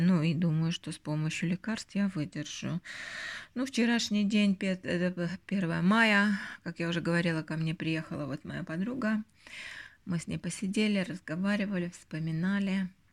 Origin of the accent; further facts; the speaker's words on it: Northern Belarus, Belarus; now in Helsinki, Finland; у нас вот в Белоруссии, в Северной Белоруссии и в Латвии